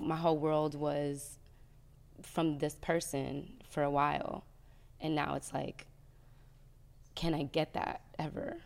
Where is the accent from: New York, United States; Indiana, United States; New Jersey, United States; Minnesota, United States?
New Jersey, United States; I'm from Jersey